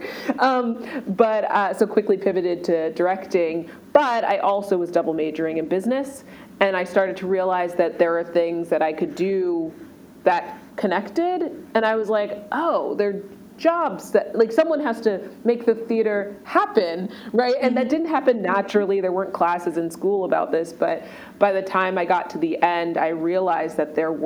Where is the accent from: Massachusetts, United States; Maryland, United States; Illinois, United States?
Maryland, United States; moved away as an adult; also born or lived in Washington, D.C.; now in New York, United States; I grew up in Maryland